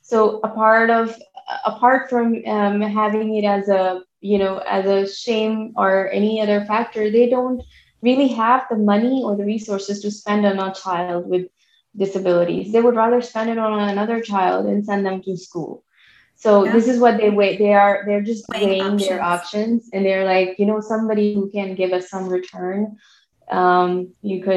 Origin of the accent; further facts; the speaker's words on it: Pakistan; now in United States; I come from Pakistan